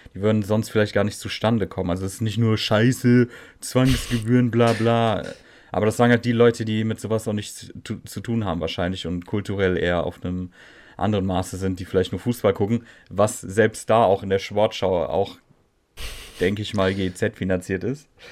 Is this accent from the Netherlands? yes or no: yes; Netherlands; ich als Holländer